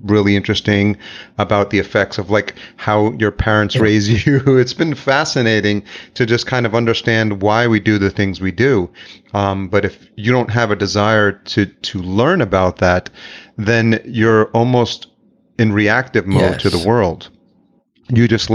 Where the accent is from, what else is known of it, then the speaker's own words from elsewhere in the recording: New York City, New York, United States; also born or lived in El Salvador; I'm Salvadorian, so I was born in El Salvador, but raised in New York